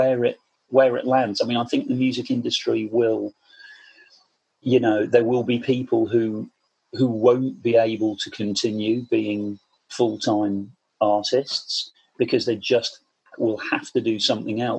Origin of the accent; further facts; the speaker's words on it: Portishead, South West England, United Kingdom; being a teenager growing up in Portishead, which is just outside Bristol on the coast, down there in the southwest